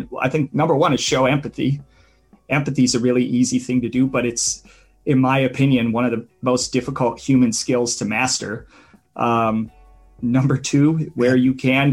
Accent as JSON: {"language": "English", "region": "Midwestern United States", "country": "United States", "tie": "born or raised there", "said": "I grew up in Midwestern United States"}